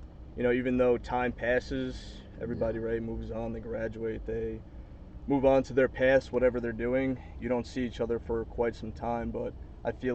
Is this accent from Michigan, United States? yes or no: no; Long Island, New York, United States; moved away as an adult; now in Queens, United States; I am from Long Island